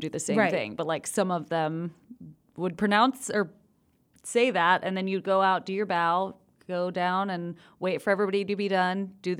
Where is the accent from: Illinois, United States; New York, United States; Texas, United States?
Texas, United States; Austin; I was born and raised in Austin.